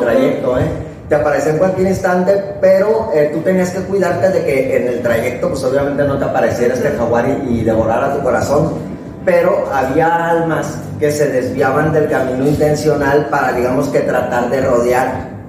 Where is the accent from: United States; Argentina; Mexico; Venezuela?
Mexico; para nosotros como mexicanos